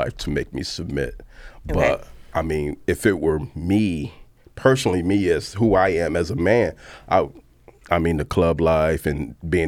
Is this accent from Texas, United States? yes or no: no; Chicago, Illinois, United States; I'm from Chicago